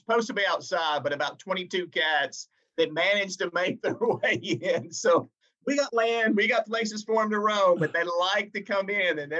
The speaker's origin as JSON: {"language": "English", "region": "Arkansas", "country": "United States", "tie": "born or raised there", "moved": "yes", "lives_now": "Texas, United States", "said": "growing up in Arkansas, I'm a Razorback fan"}